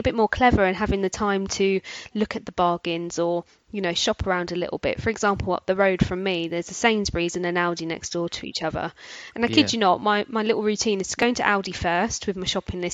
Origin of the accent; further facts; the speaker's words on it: London, United Kingdom; now in Bedfordshire, United Kingdom; I'm from South London originally, and I've moved where I am now, which is Bedfordshire